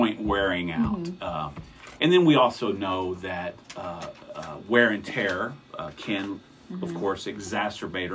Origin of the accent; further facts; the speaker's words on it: Texas, United States; moved away as an adult; now in Missouri, United States; I am a Texan, born and bred.